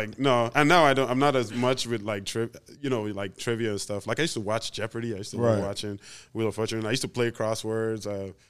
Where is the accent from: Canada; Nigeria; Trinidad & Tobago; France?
Nigeria; also born or lived in Fargo / Duluth; now in Minnesota, United States; is from Nigeria. I've lived in Minnesota for almost 22 years now.